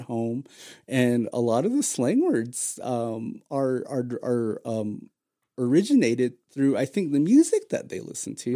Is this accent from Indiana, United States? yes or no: no; Hopi Reservation, Navajo side, Arizona, United States; we're from the opposite end of the reservation.